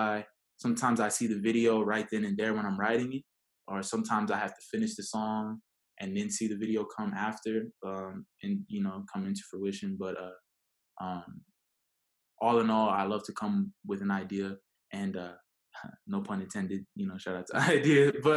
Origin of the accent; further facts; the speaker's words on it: Okinawa, Japan; born there; so my mom was pregnant with me when they were stationed out there. So I was born in Okinawa.